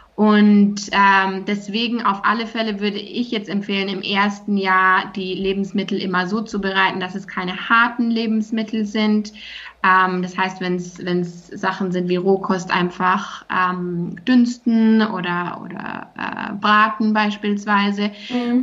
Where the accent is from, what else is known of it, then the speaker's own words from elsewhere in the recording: Germany; bei uns in Deutschland